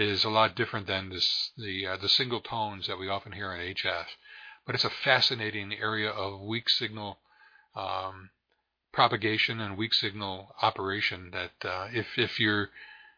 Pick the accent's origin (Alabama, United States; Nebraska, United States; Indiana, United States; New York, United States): New York, United States; Rochester; growing up in the Rochester, New York area